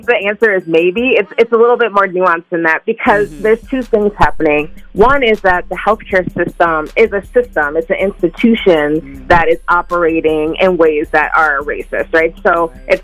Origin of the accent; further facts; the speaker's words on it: Minnesota, United States; as someone who was born and raised in the Black community here in Minnesota